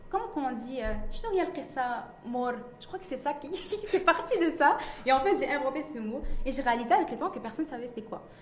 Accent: Quebec, Canada; also born or lived in Morocco; je suis au... au Maroc. Ah, né au Maroc. je suis partie au Canada quand j'avais 7 ans.

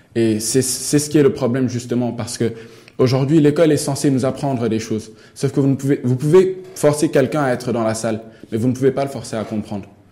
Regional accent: Senegal; moved away as an adult; now in Morocco; chez moi, au Sénégal

